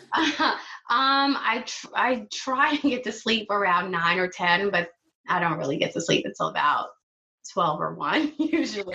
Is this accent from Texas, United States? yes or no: no; New York City, New York, United States; I grew up in Flatbush